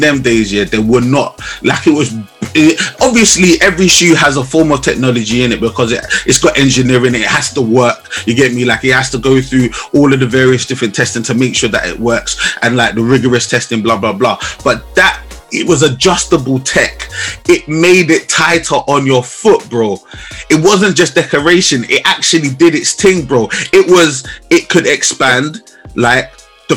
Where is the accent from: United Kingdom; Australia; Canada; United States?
United Kingdom; London; We're both from London, both London born and bred